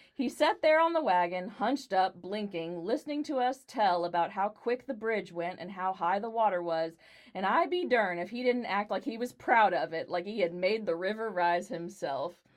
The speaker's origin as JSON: {"language": "English", "town": "Dallas", "region": "Texas", "country": "United States", "tie": "born or raised there", "said": "I grew up in Dallas"}